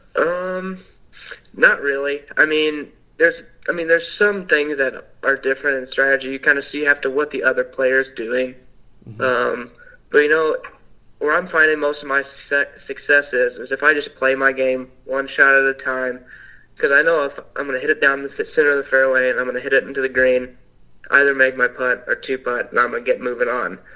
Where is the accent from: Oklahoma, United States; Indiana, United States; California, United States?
Indiana, United States; Evansville; I'm from Evansville, Indiana. Um, it's right there on the border of Kentucky